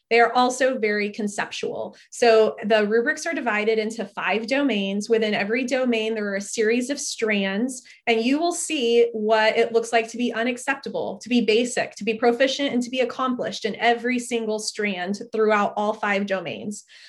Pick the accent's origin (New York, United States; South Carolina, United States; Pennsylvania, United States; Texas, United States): Texas, United States; Fort Worth; now in Austin, United States; I grew up in the Fort Worth area